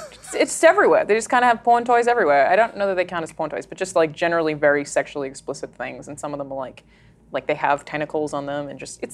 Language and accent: English; Australia; I'm Australian